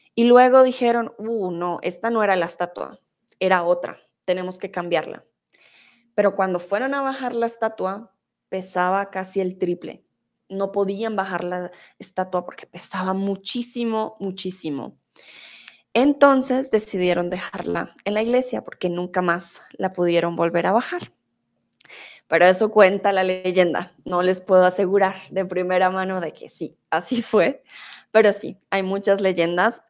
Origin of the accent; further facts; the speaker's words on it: Bogotá, Colombia; moved away as an adult; yo soy de Bogotá. Ah, nací ahí, viví toda mi vida en Bogotá